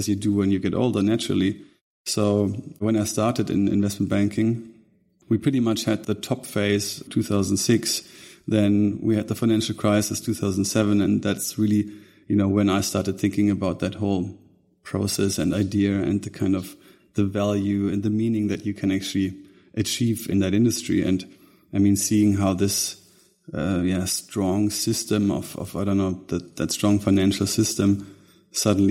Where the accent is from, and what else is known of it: Germany; born or raised there; also born or lived in Munich